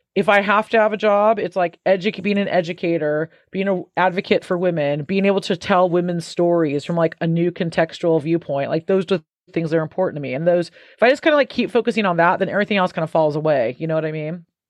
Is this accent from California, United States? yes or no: yes; Santa Cruz, California, United States; moved away as an adult; now in United Kingdom; my hometown of Santa Cruz